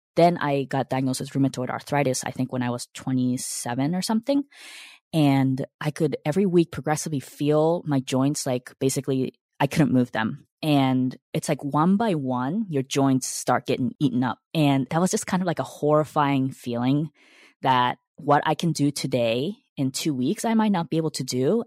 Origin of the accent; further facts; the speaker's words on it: United States; also born or lived in Japan; the U S and I was seven when I came